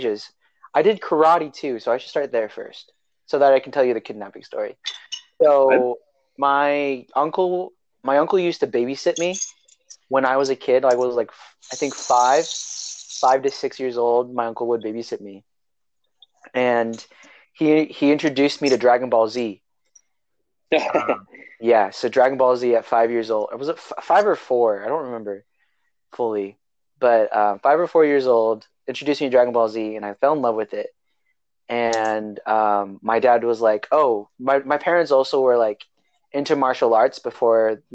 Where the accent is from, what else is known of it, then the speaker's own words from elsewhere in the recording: Salinas, California, United States; also born or lived in Hayward, California; my parents moved back to their hometown, Salinas, California. And I lived in Salinas, California for 8 years of my life.